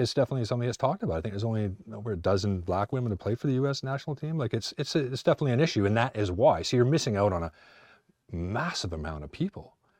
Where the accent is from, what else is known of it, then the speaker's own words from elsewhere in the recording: Canada; moved away; also born or lived in Ipswich, England; being Canadian